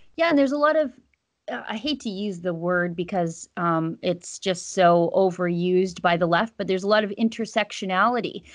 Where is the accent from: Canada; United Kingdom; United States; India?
Canada; as a Canadian